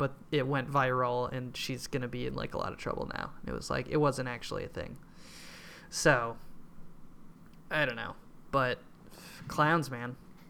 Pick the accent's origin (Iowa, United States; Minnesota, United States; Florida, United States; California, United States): Minnesota, United States; Hopkins; There was some clown shit in my hometown.